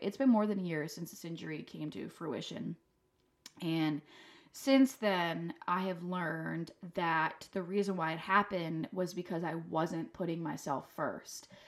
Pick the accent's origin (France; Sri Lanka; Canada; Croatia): France; moved away; I'm from France.